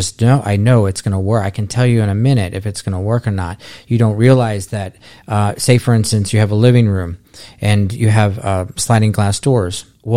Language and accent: English; Florida, United States; I was born and raised here in South Florida, and I've just been doing plants ever since I was a kid